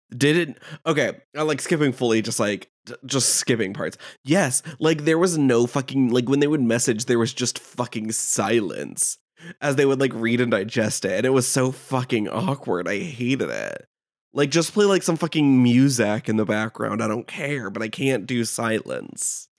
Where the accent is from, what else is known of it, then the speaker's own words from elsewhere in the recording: United States; I'm American.